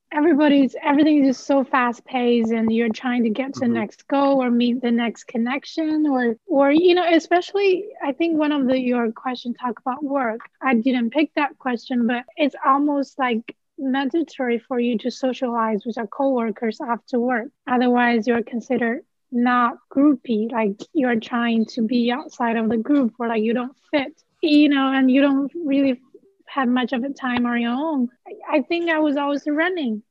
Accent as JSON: {"language": "English", "country": "China", "first_language": "Chinese", "second_language": "English", "moved": "as an adult", "lives_now": "Tallahassee, United States", "said": "I'm from China"}